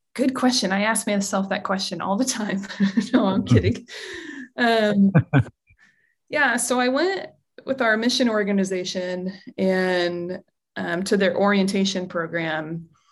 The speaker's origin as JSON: {"language": "English", "country": "United States", "said": "as an American"}